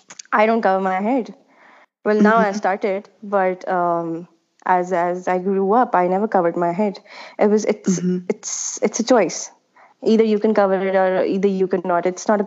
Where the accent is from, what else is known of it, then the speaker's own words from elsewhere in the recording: Pakistan; moved away as an adult; also born or lived in Milan, Italy; I'm from Pakistan, and Katie and I, we were class fellows in Milan for our master's program in creative advertising.